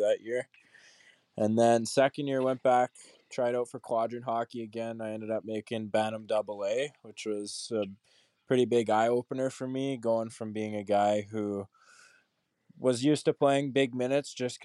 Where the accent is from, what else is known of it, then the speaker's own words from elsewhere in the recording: Calgary, Alberta, Canada; So I grew up in Canada, like you said. I'm from Calgary, which is in Alberta. Played all my minor hockey here in Calgary